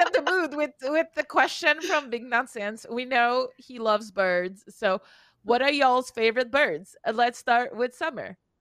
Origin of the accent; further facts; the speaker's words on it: Canada; English is a second language; I'm Canadian